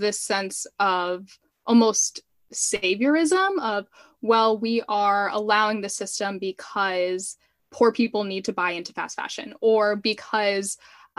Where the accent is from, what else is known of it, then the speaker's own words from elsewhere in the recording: Miami, Florida, United States; I am Cuban American, and my mom immigrated when she was a child with her family. And I'm from Miami